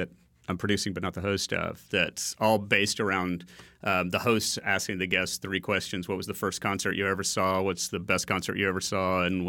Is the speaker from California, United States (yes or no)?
no; Birmingham, Alabama, United States; So born and raised in Birmingham, although my parents were both immigrants from another country. So little Arab kid growing up in Birmingham was weird. In the 70s.